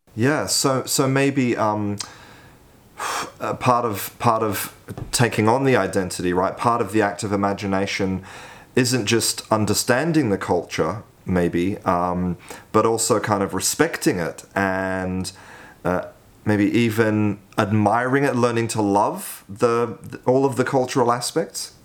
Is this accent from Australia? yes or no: yes; Australia; I was born in Australia